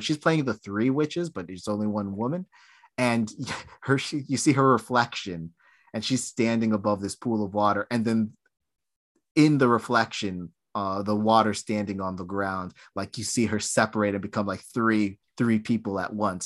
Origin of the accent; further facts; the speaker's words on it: United States; I'm an American